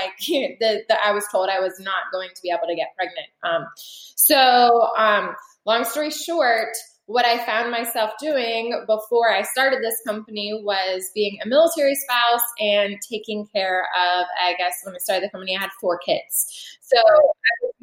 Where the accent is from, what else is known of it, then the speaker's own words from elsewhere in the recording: Florida, United States; also born or lived in Quantico, Virginia; I'm from Florida